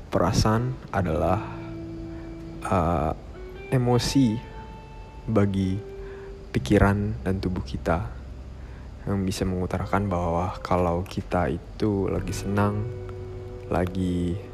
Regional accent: Jakarta, Indonesia; Gue dari Jakarta. Dan gue sekarang umurnya 17 tahun.

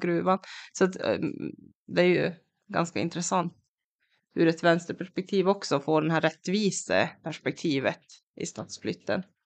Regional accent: Kiruna, Norrbotten County, Sweden; moved away as an adult; jag är ju från Kiruna själv, men jag flyttade därifrån tjugohundraelva

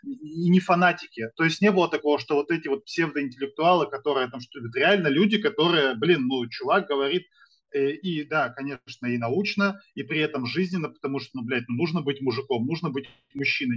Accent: Sarapul, Udmurtia, Russia; also born or lived in Izhevsk; я из города Сарапул, это все Удмуртская республика

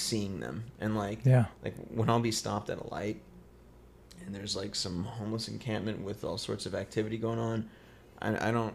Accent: Apple Valley, California, United States; also born or lived in Victorville; now in Los Angeles, United States; I'm technically from Apple Valley

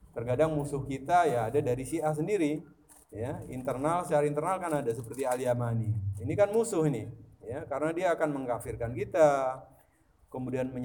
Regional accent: East Java, Indonesia; Jadi di Jawa Timur, karena saya juga berasal dari Jawa Timur

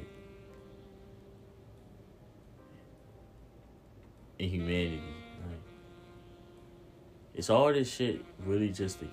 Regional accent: Norfolk, Virginia, United States; moved away; I grew up in Norfolk

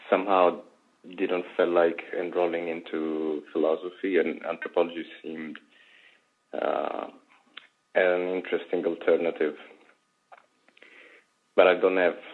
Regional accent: Apulia, Italy; moved away as an adult; now in Rome, Italy; I'm from Berlin in Puglia.

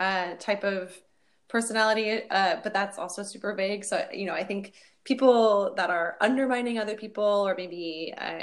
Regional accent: Pacific Northwest, United States; I'm from the Pacific Northwest

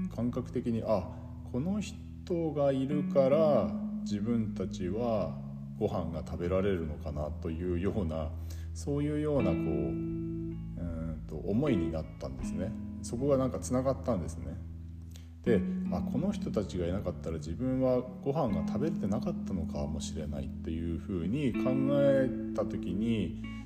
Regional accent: Yubari, Hokkaido, Japan; 夕張という町で生まれ育ったんですが

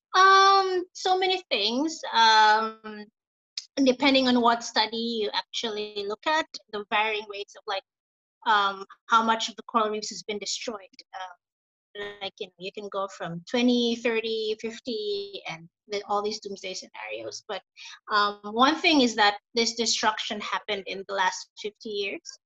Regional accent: Philippines; moved away as an adult; now in Bali, Indonesia; I'm originally from the Philippines. Um, I moved here in Bali in 2014, so almost six years now

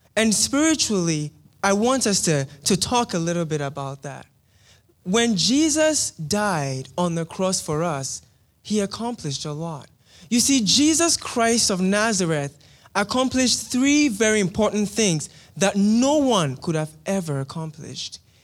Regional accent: Ghana; moved away; I am from Ghana in West Africa.

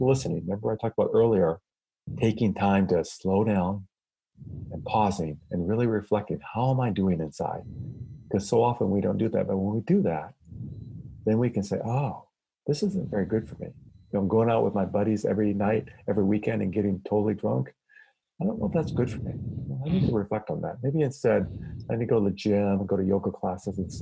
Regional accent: Iowa, United States; I grew up in the Midwest in Iowa

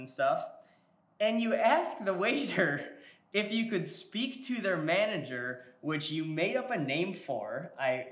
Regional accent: Milwaukee, Wisconsin, United States; I'm specifically from Milwaukee, Wisconsin.

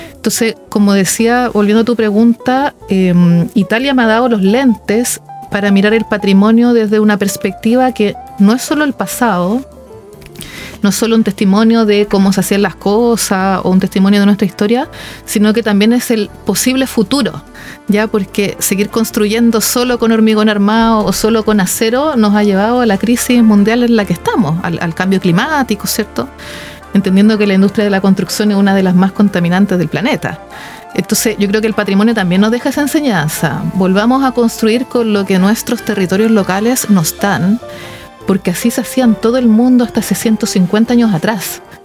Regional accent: Santiago, Santiago Metropolitan Region, Chile; moved away; yo soy de Santiago originaria

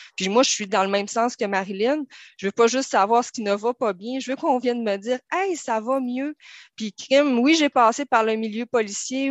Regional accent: Saguenay, Quebec, Canada; moved away as an adult; now in Terrebonne, Canada; vous voyez peut-être un peu dans mon accent, je viens du Saguenay.

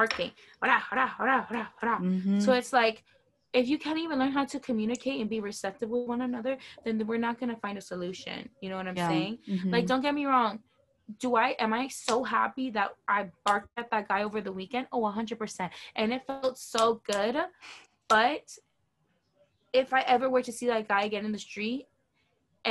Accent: Miami, Florida, United States; I'm from Miami

